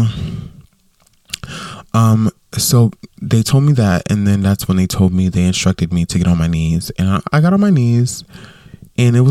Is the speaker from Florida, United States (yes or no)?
yes; Westside, Florida, United States; moved away; I grew up in Westside, which is a neighborhood, you know, that I grew up